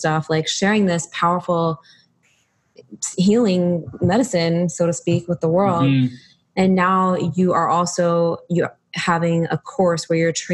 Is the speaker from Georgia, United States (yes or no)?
no; New Jersey, United States; moved away; also born or lived in New York City; I used to live in New York City. I'm from New Jersey.